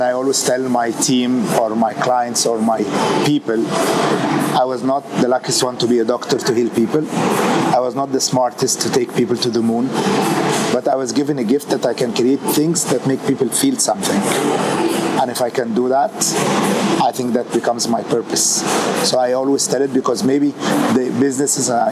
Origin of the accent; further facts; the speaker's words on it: Wales, United Kingdom; moved away; I'm Greek Egyptian, born in Wales.